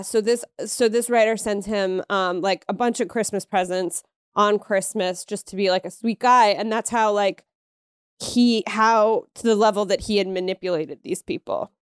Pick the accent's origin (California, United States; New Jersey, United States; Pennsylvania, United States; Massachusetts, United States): Pennsylvania, United States; I'm from Pennsylvania